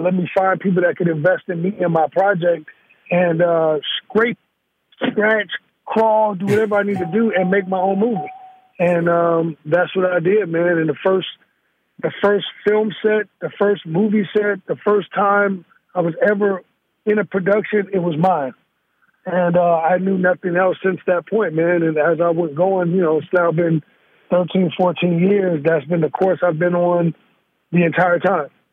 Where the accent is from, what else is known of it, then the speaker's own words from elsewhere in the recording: Gary, Indiana, United States; also born or lived in Chicago, Illinois; now in Northern California, United States; I'm born in Chicago, Illinois. I'm raised in Gary, Indiana